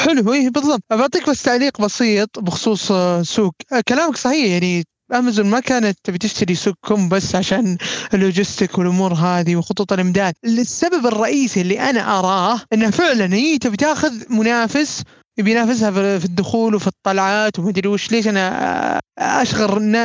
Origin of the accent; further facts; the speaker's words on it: Saudi Arabia; عندنا في السعوديه العربيه